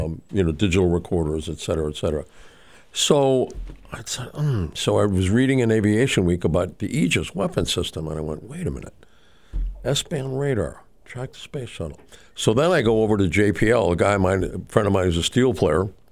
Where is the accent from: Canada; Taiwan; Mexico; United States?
Mexico; Mexico City; I grew up in Mexico City.